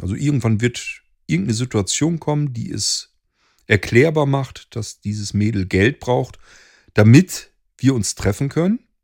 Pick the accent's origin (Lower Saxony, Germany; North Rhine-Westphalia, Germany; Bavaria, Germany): Lower Saxony, Germany; near Hanover; Germany, Lower Saxony, nearly Hanover